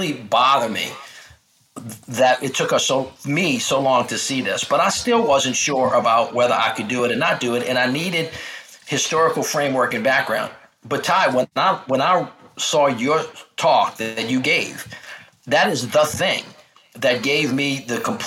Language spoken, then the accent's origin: English; the South, United States; also born or lived in Washington, D.C.; I'm a Southerner